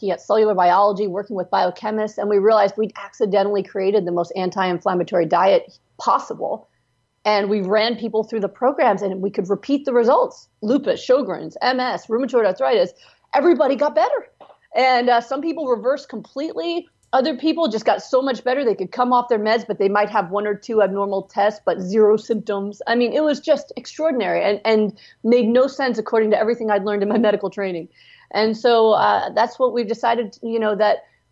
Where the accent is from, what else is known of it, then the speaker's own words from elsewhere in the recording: Pennsylvania, United States; moved away as an adult; also born or lived in California; my doctors I grew up with were in Pennsylvania, and I moved to California to do my residency at UCLA Harbor